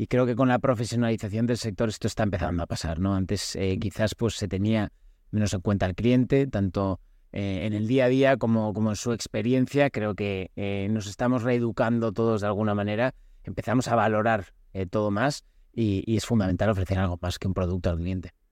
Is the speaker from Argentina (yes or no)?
no; Spain; Yo soy español